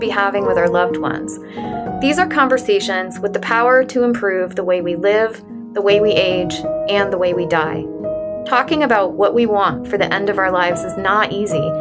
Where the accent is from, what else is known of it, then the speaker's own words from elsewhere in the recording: Central Florida, United States; I grew up in Central Florida.